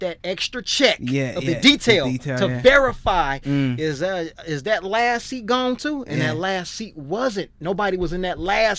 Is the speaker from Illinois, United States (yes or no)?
yes; Chicago, Illinois, United States; And I don't know if it was because I'm from America and from Chicago and got that humbleness, that humble heart, that God-fearing heart, those manners.